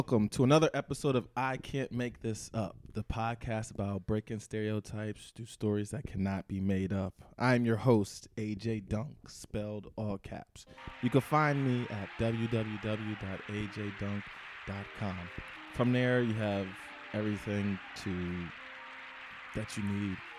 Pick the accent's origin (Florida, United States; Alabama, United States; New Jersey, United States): New Jersey, United States; I'm from New Jersey.